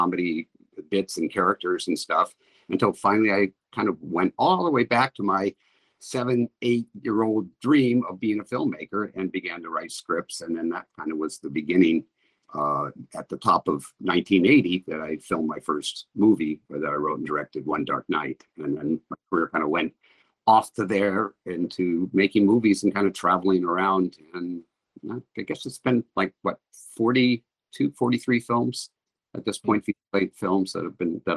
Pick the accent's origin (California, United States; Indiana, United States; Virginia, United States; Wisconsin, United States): California, United States; Culver City; I grew up in Culver City with the back lots of MGM that were still there and the Hal Roach Studios